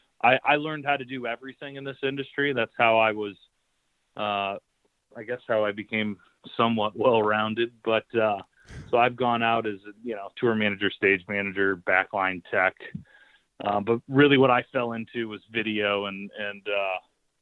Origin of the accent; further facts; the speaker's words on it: St. Louis, Missouri, United States; moved away; I grew up in St. Louis, and I moved back here about 10 years ago with my wife